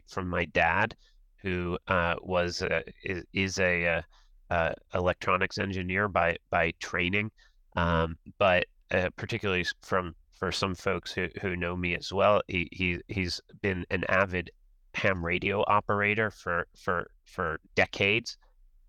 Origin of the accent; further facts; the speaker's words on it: Washington, District of Columbia, United States; growing up in the Washington, D.C. area